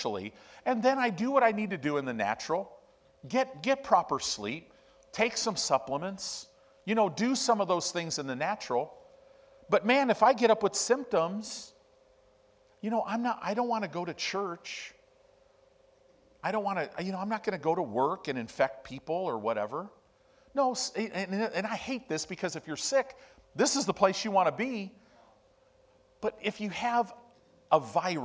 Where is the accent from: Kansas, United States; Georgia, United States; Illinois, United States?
Illinois, United States; Chicago; also born or lived in Southern California; now in Omaha, United States; I grew up in Chicago. I grew up in Illinois